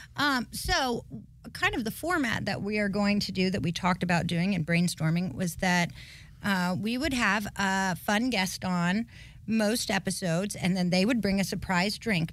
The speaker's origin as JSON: {"language": "English", "town": "Highlands", "region": "North Carolina", "country": "United States", "also_born_or_lived": "Cleveland, Ohio", "said": "I'm from Highlands, North Carolina in the mountains."}